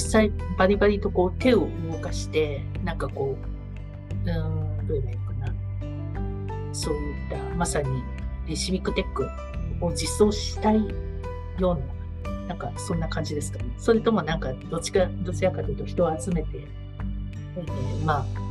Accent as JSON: {"language": "Japanese", "region": "Niigata", "country": "Japan", "moved": "yes", "lives_now": "Sendai, Japan"}